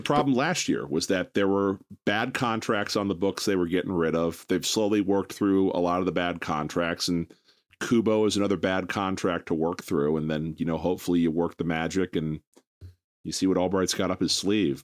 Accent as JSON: {"language": "English", "country": "United States", "said": "I'm an American through and through"}